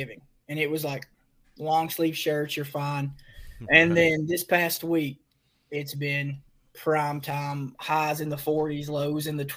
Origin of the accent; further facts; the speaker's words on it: right outside of Knoxville, East Tennessee, United States; We're from East Tennessee, right outside of Knoxville